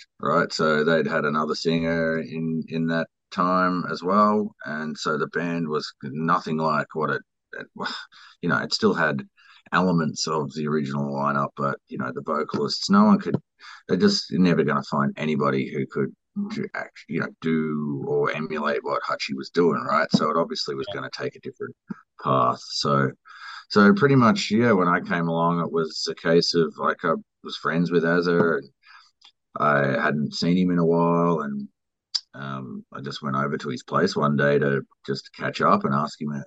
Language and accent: English; Australia; born or raised there